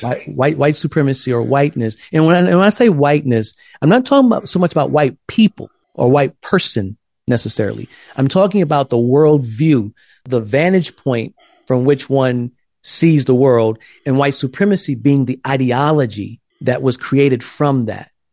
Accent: South Carolina, United States; now in Pasadena, United States; I grew up in South Carolina in a black church

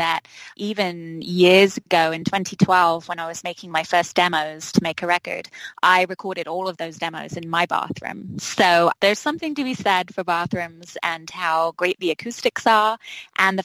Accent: London, United Kingdom; accent: English; moved away as an adult; also born or lived in Minneapolis, Minnesota; now in White Bear Lake, United States; I was born and grew up all my life in Southeast London

